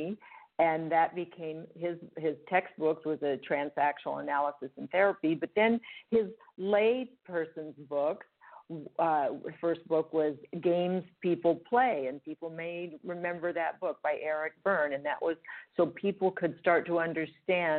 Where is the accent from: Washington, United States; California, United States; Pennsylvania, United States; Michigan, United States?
California, United States; Los Angeles; also born or lived in Switzerland; I'm a homegrown LA girl, born and raised in Los Angeles, California